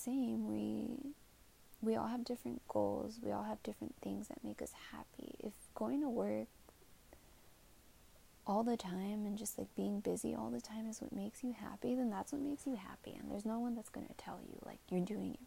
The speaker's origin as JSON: {"language": "English", "town": "San Jose", "region": "California", "country": "United States", "said": "I'm from San Jose, it's Bay Area."}